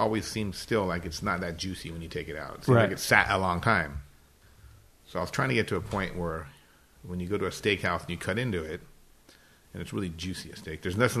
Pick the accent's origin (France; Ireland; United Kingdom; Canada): France; English is a second language; Kind of like when I grew up cooking in France, there was one tasty menu and everybody used to order a la carte.